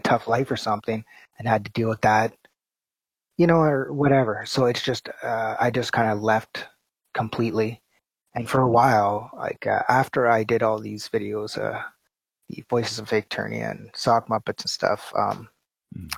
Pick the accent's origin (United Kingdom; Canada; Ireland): Canada; I'm Canadian